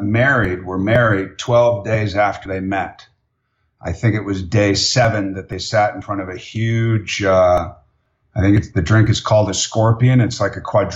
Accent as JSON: {"language": "English", "town": "Santa Monica", "region": "California", "country": "United States", "tie": "born or raised there", "said": "I was born in Santa Monica, California, so I'm an original Dogtown boy."}